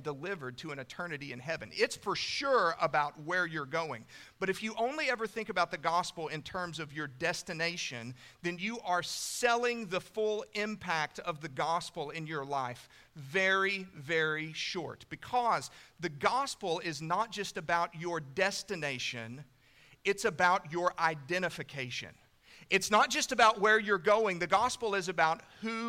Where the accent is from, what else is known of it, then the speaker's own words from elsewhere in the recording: Canyon, Texas, United States; when I was a kid, I grew up in the First Baptist Church of Canyon, Texas